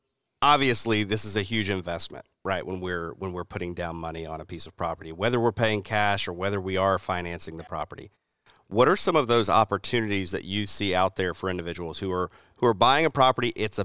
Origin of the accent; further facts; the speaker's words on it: the South, United States; And this is especially speaking as a Southerner, I'm looking out at the sea of pines, right, that we've got down here.